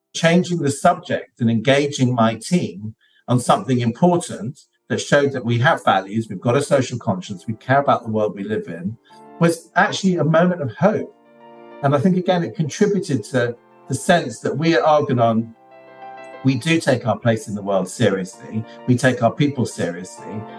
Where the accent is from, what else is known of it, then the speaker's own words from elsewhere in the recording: London, United Kingdom; I grew up in London, which is one of the most multicultural cities on the planet.